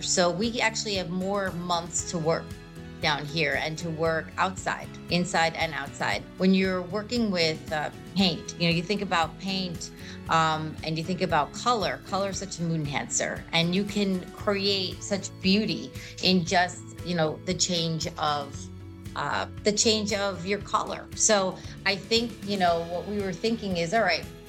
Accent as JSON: {"language": "English", "region": "New York", "country": "United States", "also_born_or_lived": "Brooklyn", "moved": "as an adult", "lives_now": "Florida, United States", "said": "we're originally from New York."}